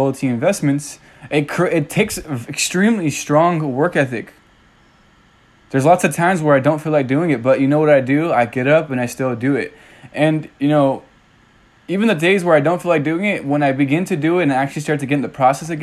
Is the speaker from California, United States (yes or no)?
yes; California, United States; moved away as an adult; now in Tennessee, United States; I'm initially from California